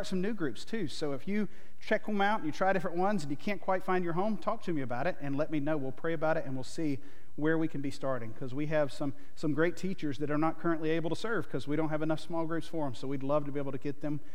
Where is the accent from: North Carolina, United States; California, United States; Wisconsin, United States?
North Carolina, United States; Monroe; I grew up in North Carolina. And so Charlotte, if you're heading up I-77, right in the middle of the state. And I grew up in a little town called Monroe